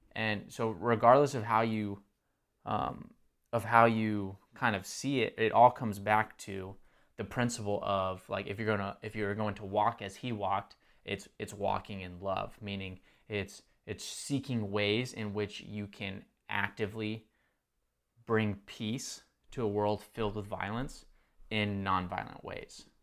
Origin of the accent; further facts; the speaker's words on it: Texas, United States; now in Marietta, Georgia, United States; born, or well, I wasn't born, um, in Texas, but grew up in Texas.